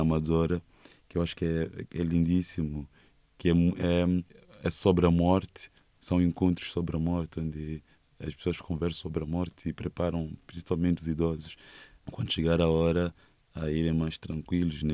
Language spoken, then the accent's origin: Portuguese; Mozambique; born or raised there; first language Portuguese; moved away as an adult; now in Portugal